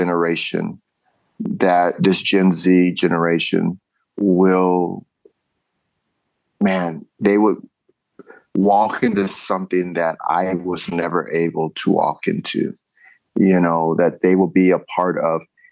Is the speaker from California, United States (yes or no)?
yes; California, United States; now in Ohio, United States; being a Californian